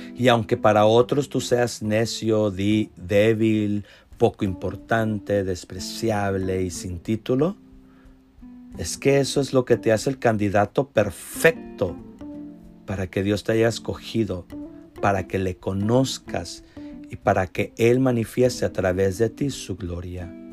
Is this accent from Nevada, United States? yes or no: no; Mission, Texas, United States; Yo soy de Texas, aquí de Mission, del Valle de Texas, de la ciudad de Mission